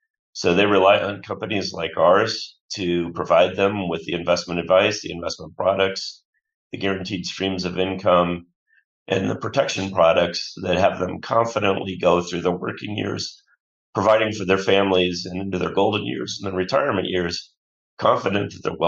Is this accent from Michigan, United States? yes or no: yes; Bloomfield Hills, Michigan, United States; around as a kid, but I'll claim Bloomfield Hills, which is a suburb of Detroit, as my deepest roots and my hometown. And I still pull for the Detroit sports teams, painful though that can be.